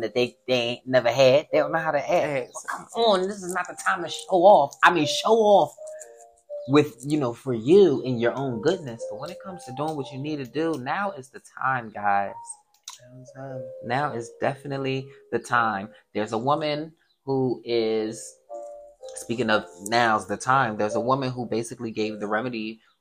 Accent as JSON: {"language": "English", "town": "Chester", "region": "Pennsylvania", "country": "United States", "tie": "born or raised there", "said": "I was raised in Chester"}